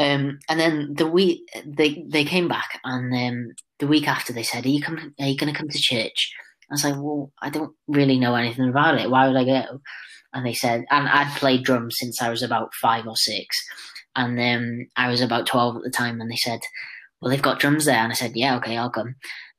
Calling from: Gwersyllt, Wales, United Kingdom; From my house in Gwersylt.

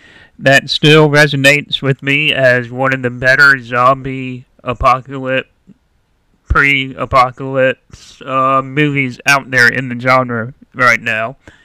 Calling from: Charlotte, North Carolina, United States; I am calling from Charlotte, North Carolina.

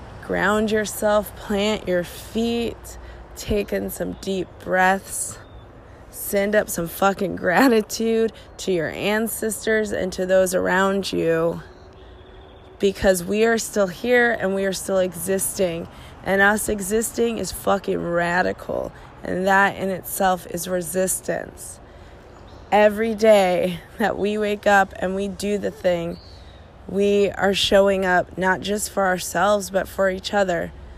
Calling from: Portland, Oregon, United States; I am calling from Portland, Oregon.

